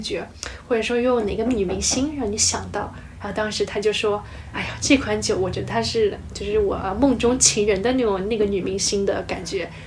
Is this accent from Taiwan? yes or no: no; China; moved away as an adult; now in Bordeaux, France; 整个酒庄只有我一个中国人